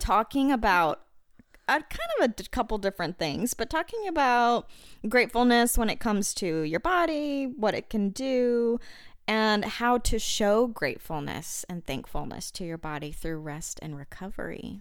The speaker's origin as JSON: {"language": "English", "region": "Arkansas", "country": "United States", "said": "I'm from Arkansas"}